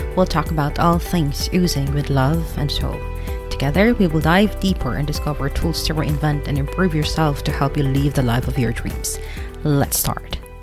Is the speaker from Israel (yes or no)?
no; Philippines; moved away; I am a Filipino